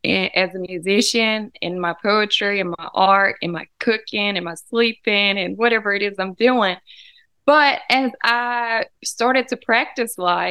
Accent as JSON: {"language": "English", "town": "Humboldt", "region": "Tennessee", "country": "United States", "tie": "born or raised there", "also_born_or_lived": "Jackson, Tennessee", "said": "I was born in Jackson at the Jackson-Madison County General Hospital. And then my parents moved to the country between the two towns. And so I went to school in Humboldt"}